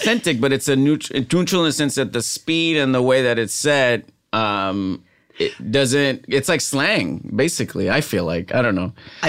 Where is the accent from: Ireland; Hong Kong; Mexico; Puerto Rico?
Puerto Rico; accent: Puerto Rican Spanish; I will not apologize about how I sound in Puerto Rican Spanish.